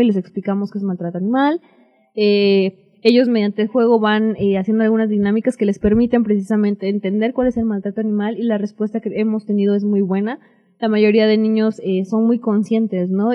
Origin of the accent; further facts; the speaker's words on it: Oaxaca, Mexico; also born or lived in United States; Yo nací en Estados Unidos, pero pues, fue nada más nací y me regresé por acá. de nacimiento en Estados Unidos, pero de sangre Oaxaqueñísima